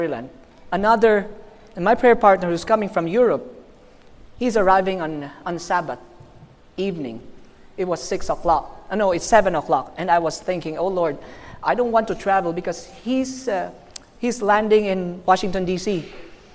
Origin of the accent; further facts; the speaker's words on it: Philippines; I'm from the Philippines.